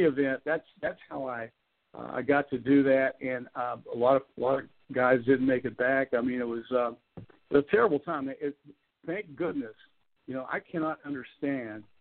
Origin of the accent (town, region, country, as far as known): Clarksburg, West Virginia, United States